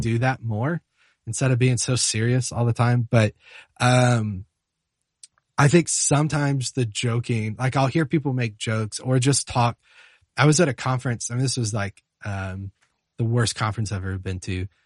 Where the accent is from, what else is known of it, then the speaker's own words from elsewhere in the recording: Charlotte, North Carolina, United States; moved away; I'm from Charlotte, North Carolina originally